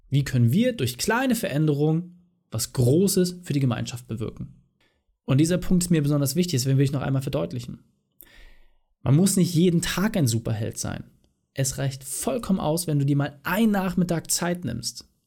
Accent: East Germany, Germany; Ja, also ich komme ja aus dem Osten und bei uns war es damals üblich, dass man einmal im Jahr Subotnik gemacht hat

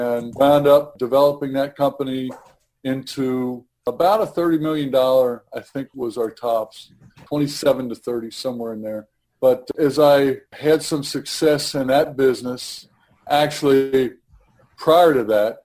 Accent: Cincinnati, Ohio, United States; I was born and raised here in Cincinnati.

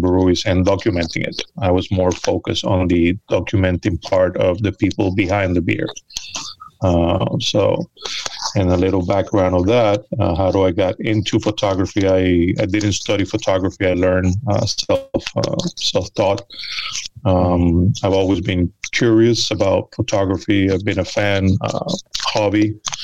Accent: Venezuela; also born or lived in United States; now in New York, United States; I was born here in the United States, but I grew up in Venezuela and I moved back um, almost 30 years ago. Moved back, and I've been in New York for a little over 20.

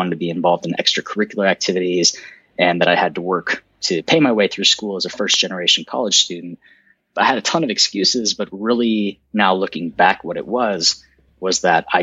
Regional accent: outside of Chicago, Illinois, United States; So I grew up outside of Chicago, in a small suburb in the Northwest, Northwest of Chicago

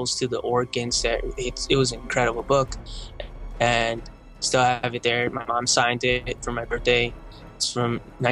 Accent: Uruguay; now in United States; I come from Uruguay

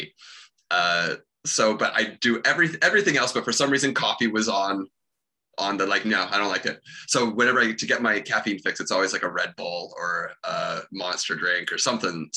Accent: Sidney, British Columbia, Canada; moved away; my hometown when I was kid, which is, you know, I'm sure all the people in little Sydney, BC, right by Victoria

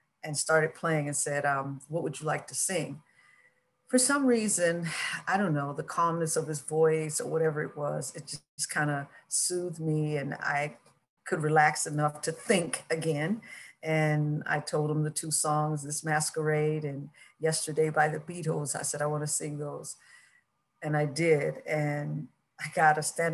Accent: Michigan, United States; now in Los Angeles, United States; my home state, Michigan

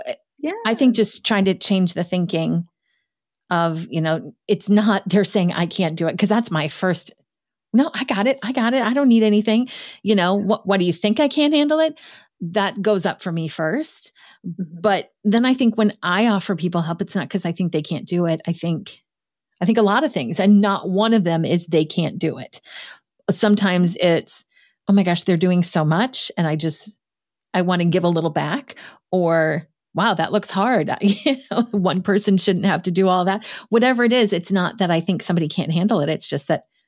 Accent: Midwest, United States; as a Midwesterner

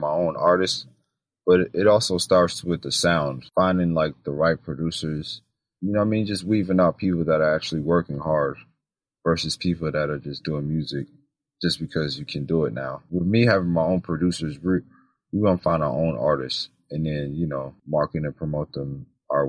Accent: New York City, New York, United States; moved away as an adult; now in Atlanta, United States; I'm originally from New York City, but I've been living in Atlanta for about 12 years now

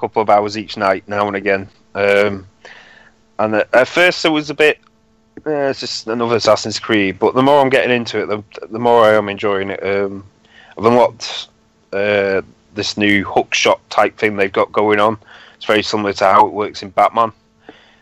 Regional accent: United Kingdom; I am British

